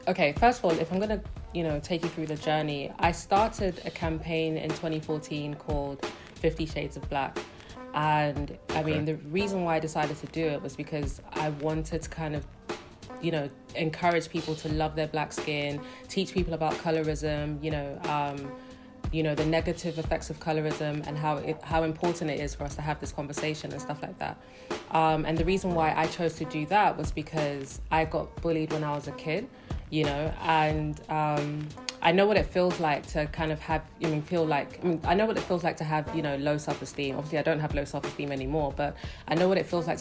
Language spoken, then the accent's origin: English; London, United Kingdom; moved away as an adult; also born or lived in Delta State, Nigeria (ancestral); now in Lagos, Nigeria; Born and raised in London, but I live in Lagos, Nigeria now